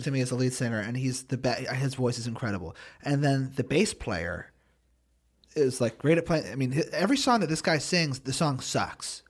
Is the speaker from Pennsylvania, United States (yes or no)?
yes; Philadelphia, Pennsylvania, United States; I'm from Philly